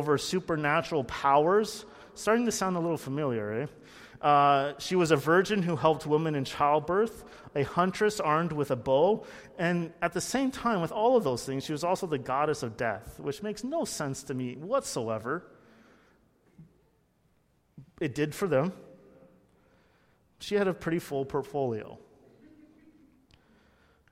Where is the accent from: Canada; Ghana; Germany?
Canada; Burlington, Ontario; I grew up in Burlington, very close to Hamilton